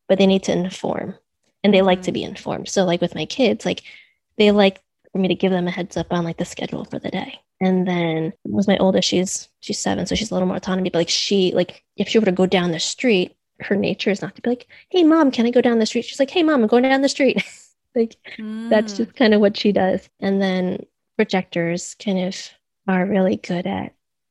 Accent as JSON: {"language": "English", "country": "United States", "also_born_or_lived": "New York / Boston", "said": "I'm Chinese American. So I'm second generation, and I grew up in a household"}